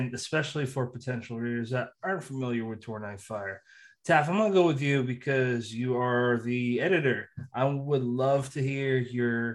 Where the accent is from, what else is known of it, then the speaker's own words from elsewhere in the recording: New England, United States; Being a New Englander myself